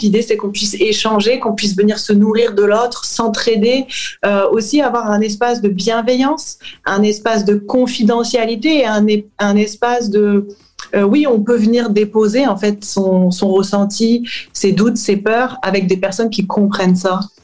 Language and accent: French; France; moved away as an adult; also born or lived in United States / Australia / Saint-Quentin, France; je suis française et je suis partie vivre aux États-Unis et à la suite en Australie